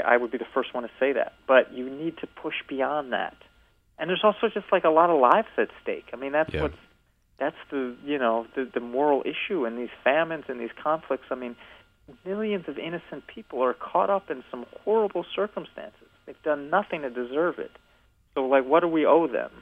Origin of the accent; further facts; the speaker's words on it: Evanston, Illinois, United States; moved away as an adult; I grew up in Evanston, Illinois